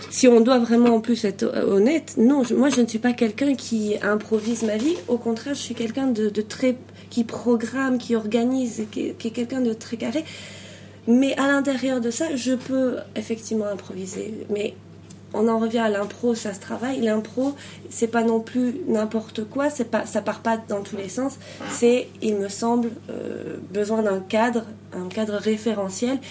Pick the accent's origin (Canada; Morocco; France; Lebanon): France; moved away as an adult; now in Belgium; je suis française d'origine, j'habite en Belgique depuis depuis 14 ans